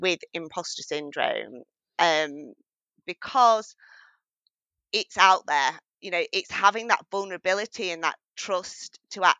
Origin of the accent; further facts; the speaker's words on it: northwest of England near Manchester, United Kingdom; accent: English accent with a strong northern tone; I'm from England and I'm based in the northwest of England near Manchester. So you'll hear my English accent, but also with a very strong northern tone as well.